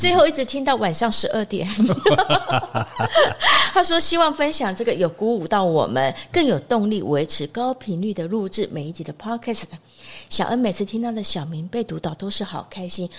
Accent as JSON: {"language": "Chinese", "country": "Taiwan", "said": "我们台湾人"}